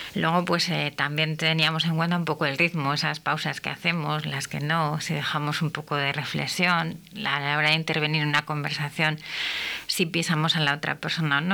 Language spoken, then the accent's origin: Spanish; Castile, Spain; also born or lived in Jerez de la Frontera; nosotros en Castilla no tenemos acento